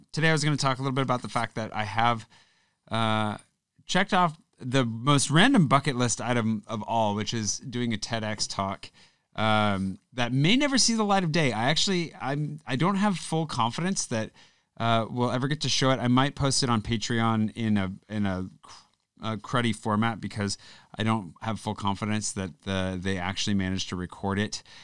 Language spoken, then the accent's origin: English; United States; moved away as an adult; now in France; growing up in the States